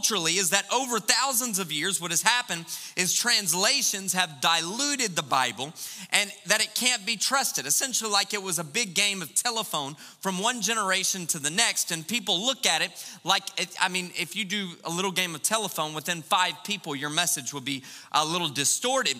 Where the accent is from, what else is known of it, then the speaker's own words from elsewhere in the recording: United States; we're American